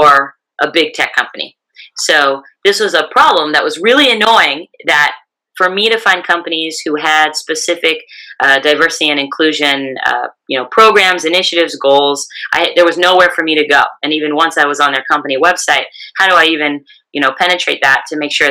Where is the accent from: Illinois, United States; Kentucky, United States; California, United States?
California, United States; my home state of California